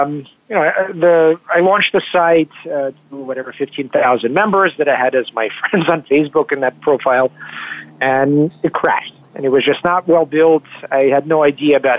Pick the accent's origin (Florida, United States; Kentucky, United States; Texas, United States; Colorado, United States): Kentucky, United States; also born or lived in Moscow, Russia / Philadelphia; I was born in Moscow in 1983, and when I was 9, we came to the U.S. I grew up in Kentucky